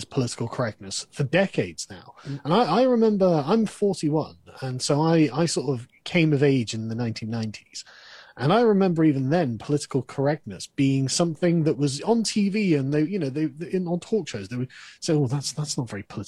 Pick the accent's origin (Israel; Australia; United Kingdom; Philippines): United Kingdom; England; I'm English